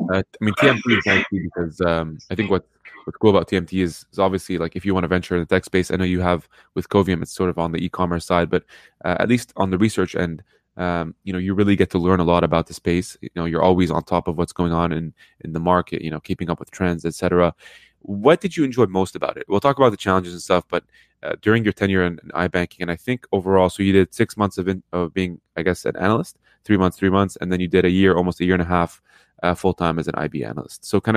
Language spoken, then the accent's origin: English; Lebanon; born there; also born or lived in Middle East; I'm, you know, born in Lebanon, lived in the Middle East half my life